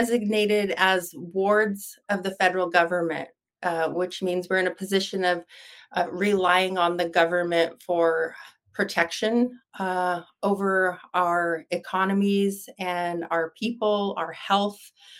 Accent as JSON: {"language": "English", "area": "Nez Perce Indian Reservation", "region": "Idaho", "country": "United States", "tie": "born or raised there", "said": "I was born and raised on the Nez Perce Indian Reservation in Idaho"}